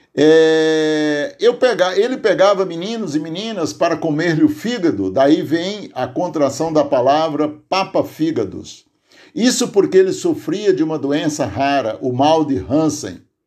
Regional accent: Aurora, Ceará, Brazil; now in Santo André, Brazil; minha memória de criança, lá no sítio Tipi, distrito de Aurora, onde nasci

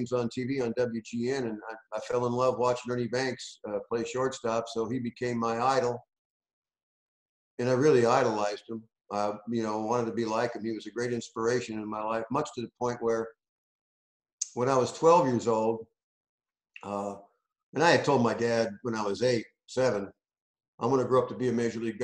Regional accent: Hammond, Indiana, United States; the dirty, polluted northwest part of Indiana where I grew up

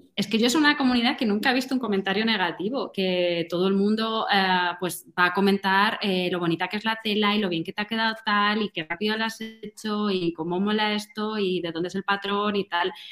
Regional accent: Madrid, Community of Madrid, Spain; soy de Madrid

